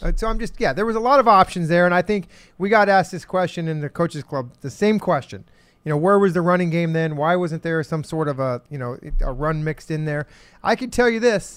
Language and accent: English; Phoenix, Arizona, United States; I'm from Phoenix in Arizona